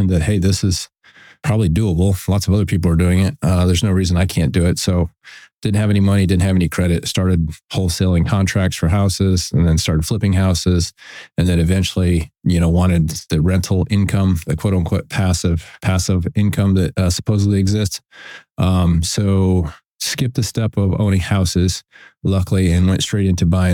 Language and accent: English; Western New York, United States; also born or lived in South Carolina; now in Pensacola, United States; I grew up a combination of Western New York on a dairy, and my grandfather was a dairy farmer. And my father was we had a beef farm and he worked in a feed mill, and we moved to South Carolina